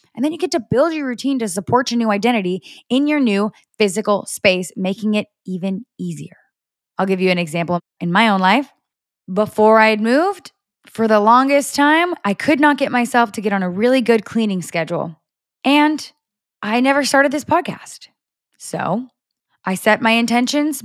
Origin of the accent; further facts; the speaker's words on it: Orange County, California, United States; moved away as an adult; I have lived in Orange County my entire life up until a month ago